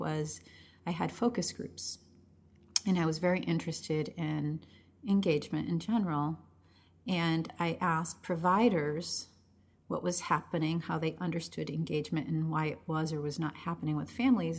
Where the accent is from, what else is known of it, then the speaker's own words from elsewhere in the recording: Chelsea, Massachusetts, United States; first language Spanish; English is a second language; that's where I was born, I was born and raised there